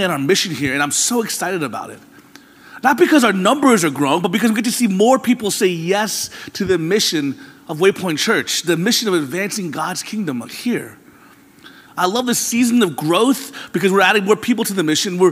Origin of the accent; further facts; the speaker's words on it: Florida, United States; moved away; I'm from Florida, where there really aren't any seasons.